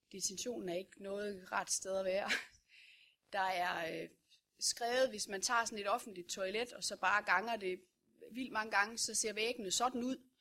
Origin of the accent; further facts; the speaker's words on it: Vorbasse, Southern Denmark, Denmark; Det er jeg fra Vorbasse